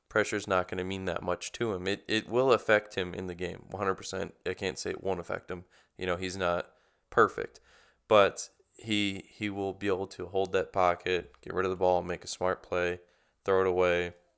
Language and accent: English; Kenosha, Wisconsin, United States; now in Florida, United States; I was from Kenosha, so that was a lot closer to the lake than, you know, Saint Madison, which is center of the state